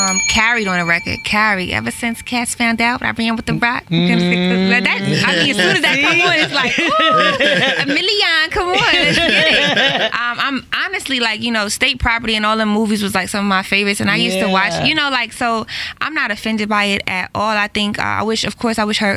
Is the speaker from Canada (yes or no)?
no; Jamaica; I'm super Jamaican